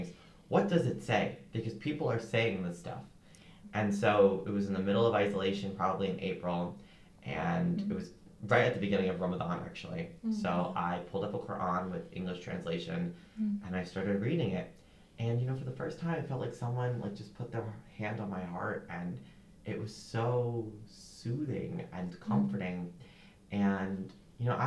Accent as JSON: {"language": "English", "country": "United States", "tie": "born or raised there", "said": "I'm Muslim, I'm Indian, but not really. Like, I'm a kid in America trying to assimilate"}